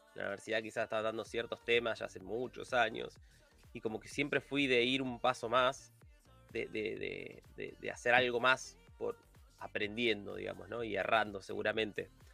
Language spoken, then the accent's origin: Spanish; Buenos Aires Province, Argentina; yo soy de Buenos Aires, de Argentina. Viví toda mi, vida acá.